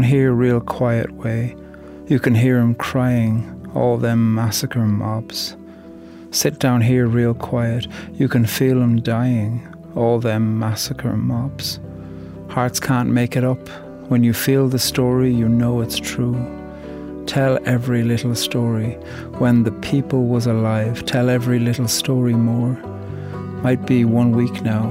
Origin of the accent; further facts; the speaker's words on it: Ireland; I'm from Ireland, and I'm a poet